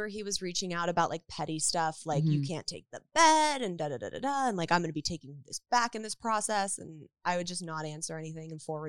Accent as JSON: {"language": "English", "town": "Woodland Hills", "region": "California", "country": "United States", "tie": "born or raised there", "said": "Woodland Hills."}